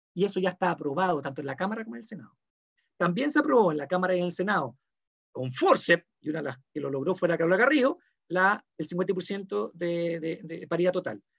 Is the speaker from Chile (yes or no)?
yes; Chile; así somos los chilenos